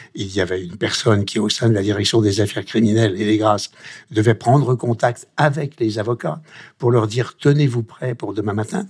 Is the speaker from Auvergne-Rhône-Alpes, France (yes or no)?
yes; Lyon, Auvergne-Rhône-Alpes, France; je suis lyonnais, lyonnais d'origine